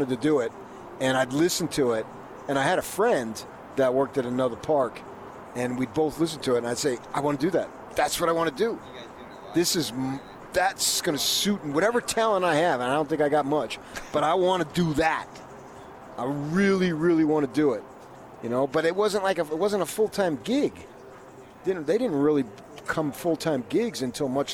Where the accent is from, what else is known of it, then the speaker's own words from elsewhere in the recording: Northeast, United States; moved away; I was born in the Northeast